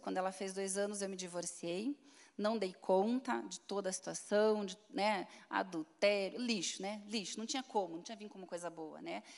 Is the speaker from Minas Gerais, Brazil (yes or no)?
no; Curitiba, Paraná, Brazil; also born or lived in Cascavel; Com seis meses de vida, eu nasci em Cascavel, vim para Curitiba, eu e minha família